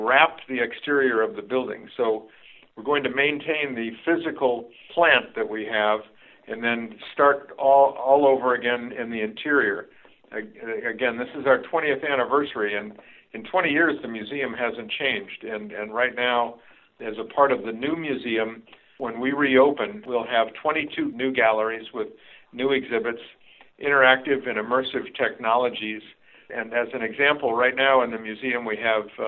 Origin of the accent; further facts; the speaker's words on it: Southern California, United States; also born or lived in Joliet, Illinois; I was born in Joliet, Illinois, and moved out to California in 1955 when I was 10 years old